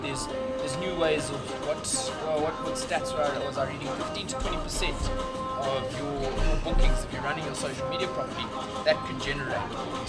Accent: South Africa; now in Sweden; I'm from Stockholm now, but I spent my whole life in South Africa, let's go.

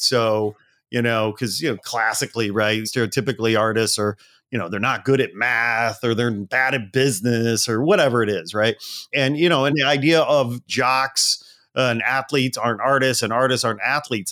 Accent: outside Chicago, Illinois, United States; I grew up outside Chicago, but, you know, lived in Chicago for a long time

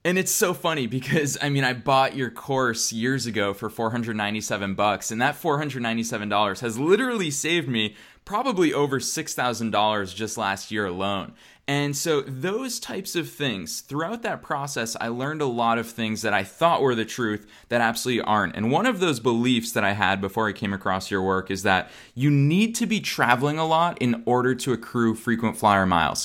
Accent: Boston, Massachusetts, United States; moved away as an adult; now in Los Angeles, United States; I'm here in Boston, Massachusetts, which is my hometown.

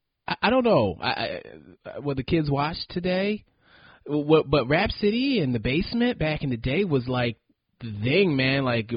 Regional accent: New York, United States; now in Atlanta, United States; Yeah, I grew up in New York, but now I'm in Atlanta

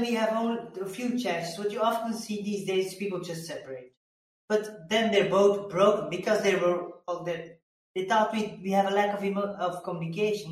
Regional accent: Belgium; I come from Belgium

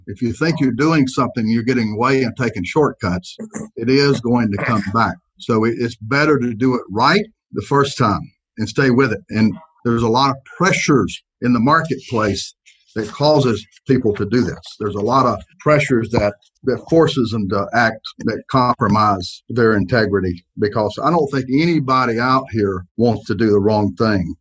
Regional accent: Greenwood, South Carolina, United States; moved away as an adult; also born or lived in South Florida; I grew up in Greenwood, South Carolina

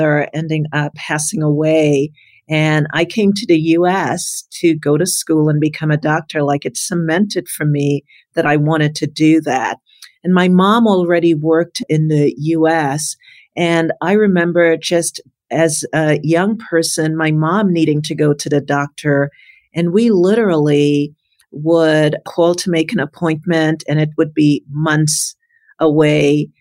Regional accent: New York City, New York, United States; also born or lived in Trinidad; I'm from Brooklyn, New York

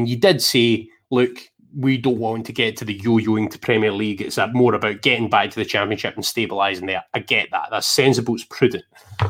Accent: Scotland, United Kingdom; I'm Scottish, mate.

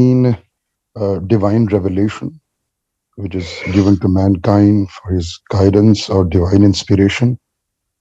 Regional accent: Pakistan; I'm from Pakistan

